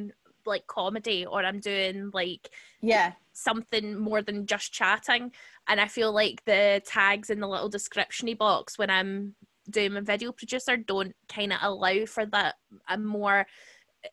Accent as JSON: {"language": "English", "region": "Scotland", "country": "United Kingdom", "said": "we're also Scottish"}